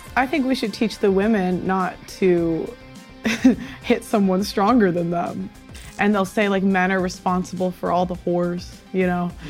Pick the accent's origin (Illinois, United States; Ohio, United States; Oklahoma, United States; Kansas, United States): Illinois, United States; Chicago; now in London, United Kingdom; I'm from Chicago. I live in London.